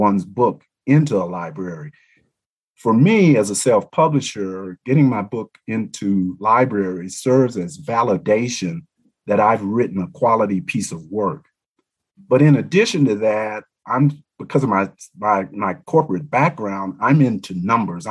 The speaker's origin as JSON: {"language": "English", "town": "Little Rock", "region": "Arkansas", "country": "United States", "tie": "born or raised there", "also_born_or_lived": "Montgomery, Alabama", "said": "I grew up in Little Rock, Arkansas, and Montgomery, Alabama, which I view as two of the leading civil rights hotbeds here in America."}